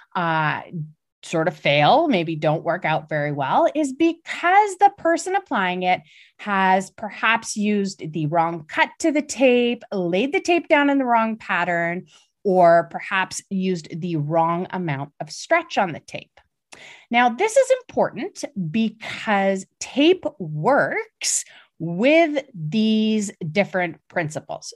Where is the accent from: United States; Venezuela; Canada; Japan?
Canada; I'm Canadian